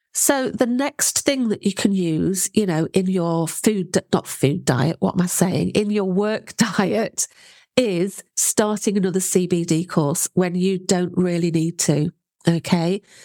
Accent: United Kingdom; You can tell I'm British

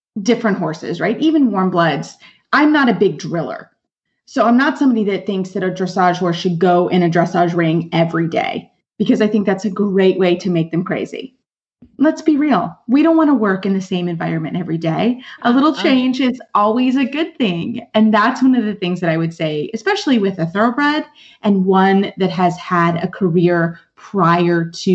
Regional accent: Lexington, Kentucky, United States; I'm actually a native of Lexington, Kentucky. I am from Kentucky.

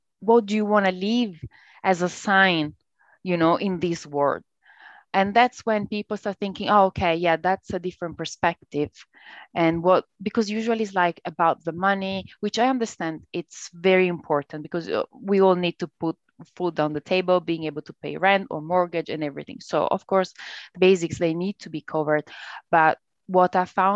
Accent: Italy; accent: Italian; English is a second language; Italian. But you can tell from my accent, I guess

